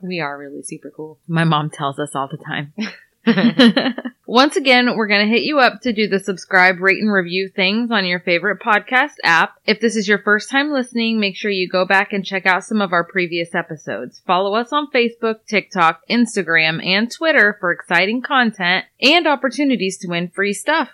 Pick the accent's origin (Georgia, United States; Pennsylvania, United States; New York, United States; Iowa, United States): Iowa, United States; we're from Iowa